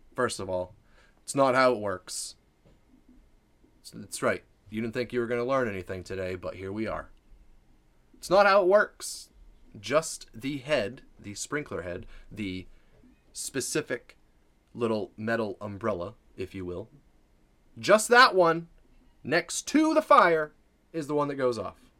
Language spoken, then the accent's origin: English; Maine, United States; I'm from Maine